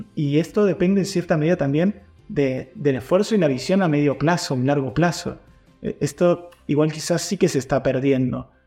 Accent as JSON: {"language": "Spanish", "country": "Argentina", "moved": "yes", "lives_now": "Alicante, Spain", "said": "como argentino"}